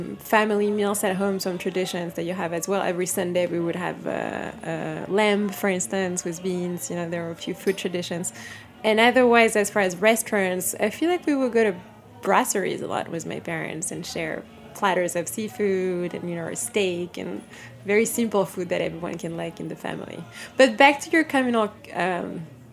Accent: Paris, Île-de-France, France; moved away; I grew up in Paris, and food was always a big thing in my family

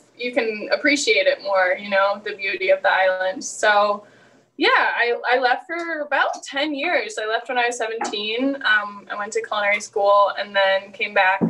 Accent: Martha's Vineyard, Massachusetts, United States; I moved back to Martha's Vineyard, my hometown, 2 years ago

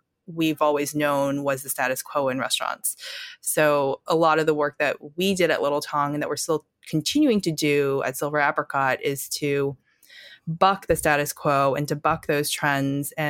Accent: North Carolina, United States; also born or lived in Wisconsin / Shanghai; now in New York City, United States; I was born in Wisconsin, grew up in North Carolina

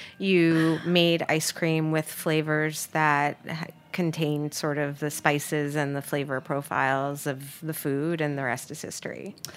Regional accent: New York, United States; I'm from New York

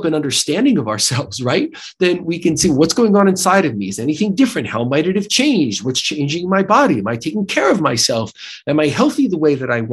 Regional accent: United States; accent: American; my terrible American accent

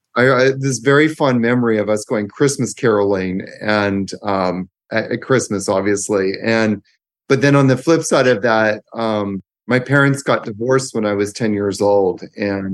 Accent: Victoria, British Columbia, Canada; also born or lived in Vancouver, Canada; So I grew up in Victoria, Canada.

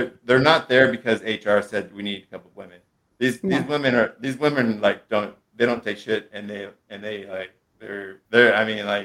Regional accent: Monterey County, California, United States; now in San Francisco, United States; I was raised in Monterey County, live in San Francisco

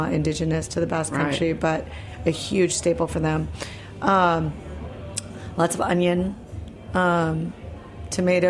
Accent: Midwest, United States; I grew up in the Midwest. My parents are from Argentina

